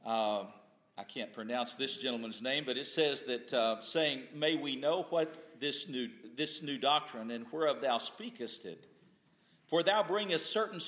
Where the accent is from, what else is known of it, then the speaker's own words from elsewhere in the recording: Texas, United States; I grew up in Texas